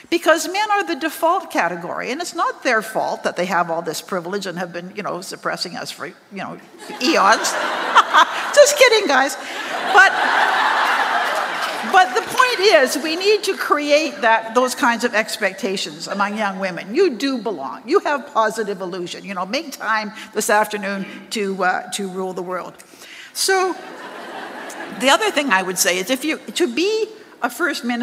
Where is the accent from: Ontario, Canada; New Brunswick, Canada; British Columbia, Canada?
British Columbia, Canada; now in Ottawa, Canada; because I came from British Columbia, and I kind of hit the, the, the ground running. I came, nobody in Ottawa knew me. I was well known in BC.